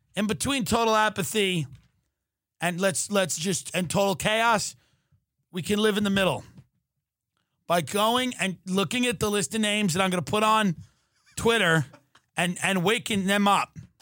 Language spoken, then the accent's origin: English; Long Island, New York, United States; I grew up on Long Island